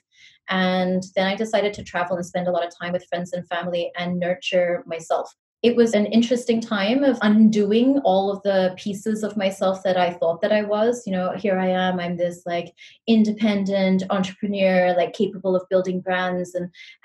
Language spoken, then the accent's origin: English; Singapore; also born or lived in New Zealand; I was born in New Zealand. I come from mixed heritage, which I think has given me so much perspective on life. My mom is Singaporean. My dad's Kiwi. That's what we call people from New Zealand. And I moved to Singapore when I was like 10 years old, and I've been here for such a long time. I did school here and everything